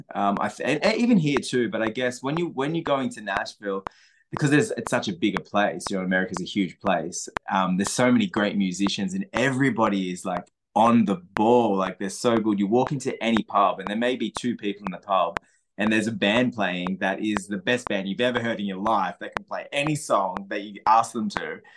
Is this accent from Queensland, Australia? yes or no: no; Sussex Inlet, New South Wales, Australia; moved away; my hometown, Sussex Inlet